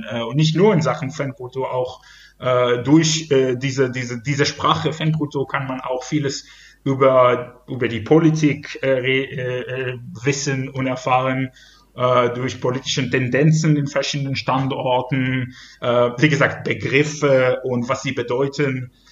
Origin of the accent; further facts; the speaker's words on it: Ashdod, Southern District, Israel; German is a second language; now in Germany; dank verschiedenen Entwicklungen im Fußball in Israel und spezifisch in meiner Heimatstadt Ashdod.